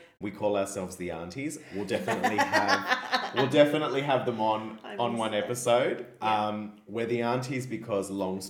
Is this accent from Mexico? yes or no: no; Australia; We're Australian primarily, but yourself Korean, me Italian.